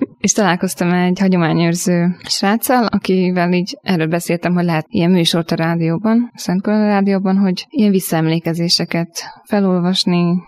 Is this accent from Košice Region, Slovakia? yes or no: no; Upper Hungary, Nitra Region, Slovakia; felvidékről származom.